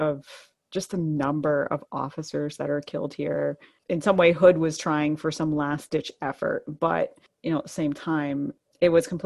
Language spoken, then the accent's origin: English; Goderich, Ontario, Canada; my hometown of Goderich